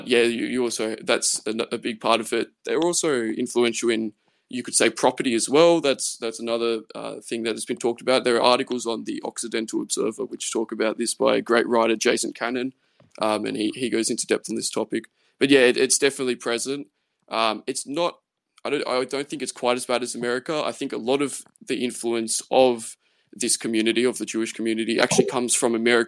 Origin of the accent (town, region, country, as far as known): Australia